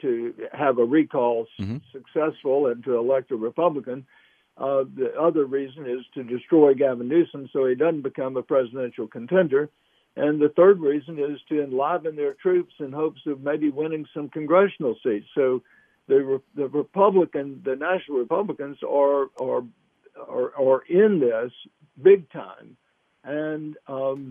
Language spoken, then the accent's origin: English; Alabama, United States; I'm coming from Alabama.